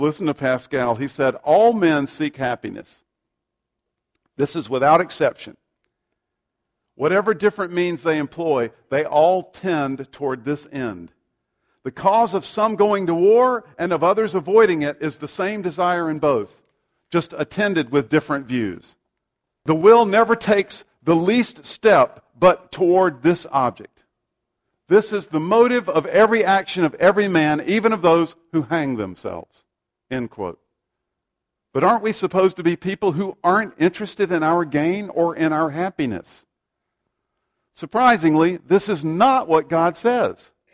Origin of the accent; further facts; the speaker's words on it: South Carolina, United States; I grew up in South Carolina, and my parents would regularly take me to the local Baptist church.